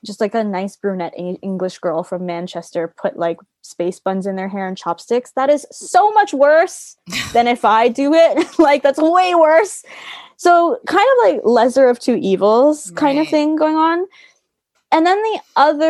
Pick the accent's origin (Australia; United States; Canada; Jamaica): Canada; Toronto, Ontario; now in London, United Kingdom; I grew up in Toronto, and where I grew up is like a very sort of heavily Asian community